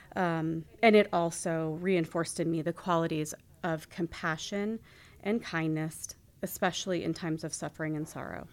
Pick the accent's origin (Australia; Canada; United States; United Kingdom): United States; Skagway, Alaska; I truly had a wonderful childhood growing up in Skagway